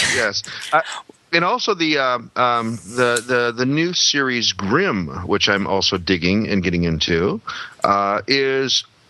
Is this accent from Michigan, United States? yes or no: no; Gladstone, Oregon, United States; moved away; I grew up in Gladstone, Oregon, which is a suburb of Portland, Oregon. It's a distant sort of bedroom community, as they like to call it.